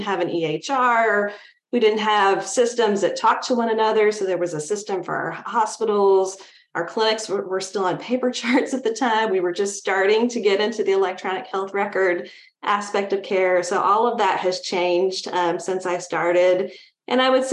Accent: North Carolina, United States; I grew up in North Carolina

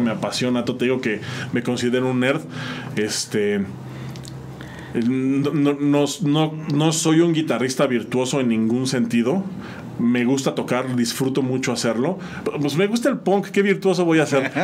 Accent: San Juan del Río, Querétaro, Mexico; also born or lived in State of Mexico; regresamos a San Juan y entonces aquí crecí, aquí me crié

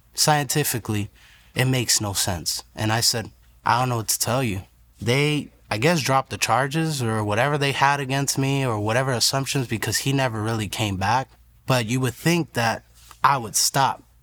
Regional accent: Broward County, Florida, United States; also born or lived in New York; I was born in New York, raised in Broward County

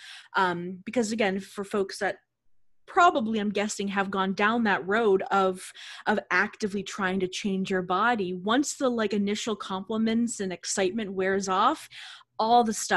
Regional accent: Boston, Massachusetts, United States; I'm from the Boston area

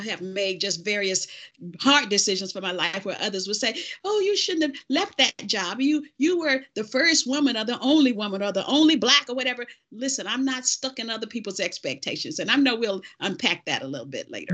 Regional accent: the South, United States; I was born in the South.

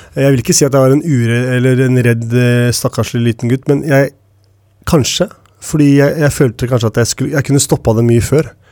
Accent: Oslo, Norway; jeg vokste opp ved Tveita

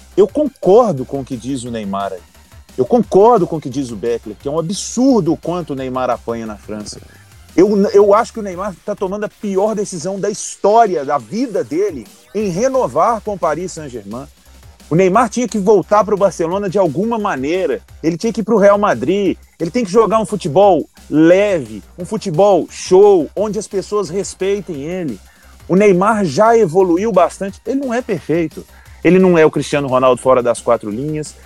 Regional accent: Brazil

